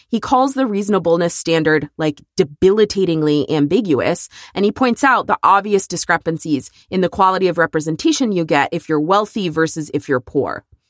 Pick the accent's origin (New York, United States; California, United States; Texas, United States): Texas, United States; it is my home state